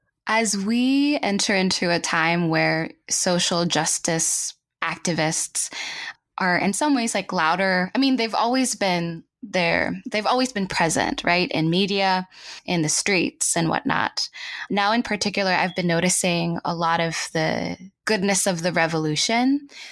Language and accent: English; Los Baños, Calabarzon, Philippines; So I was born and raised in the Philippines. I was in Los Baños, Laguna.